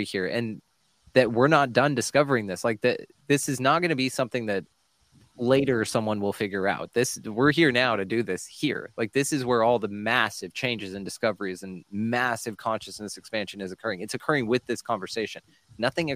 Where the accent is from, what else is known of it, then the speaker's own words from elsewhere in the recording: Texas, United States; I'm from Texas.